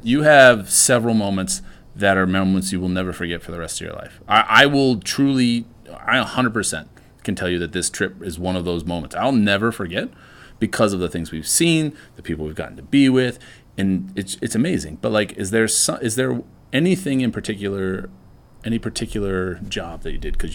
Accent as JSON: {"language": "English", "town": "Annapolis", "region": "Maryland", "country": "United States", "tie": "born or raised there", "said": "I grew up in Annapolis"}